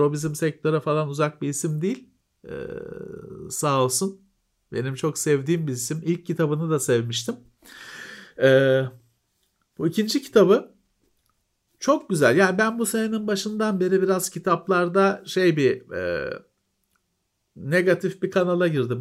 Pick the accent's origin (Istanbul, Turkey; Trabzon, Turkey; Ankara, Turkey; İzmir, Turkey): Istanbul, Turkey; ben Bakırköylüyüm. Bakırköylüler şeyi bilir işte Teyyareci Fethi sokak vardır